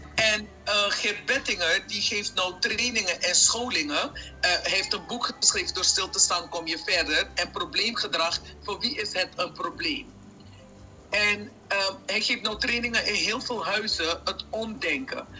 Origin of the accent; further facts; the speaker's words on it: Suriname; moved away; also born or lived in Curaçao; ik, ben geboren en getogen in Suriname